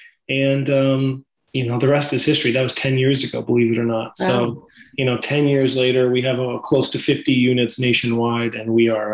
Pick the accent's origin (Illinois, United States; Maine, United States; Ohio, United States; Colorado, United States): Maine, United States; moved away as an adult; also born or lived in Los Angeles; Well, we grew up in Maine. We are cousins, actually.